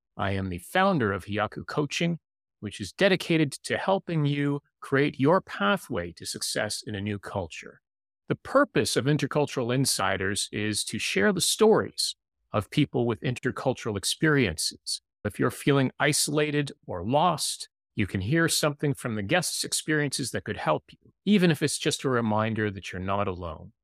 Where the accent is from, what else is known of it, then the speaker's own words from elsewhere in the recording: Canada; as someone who lives in the city and also as a Canadian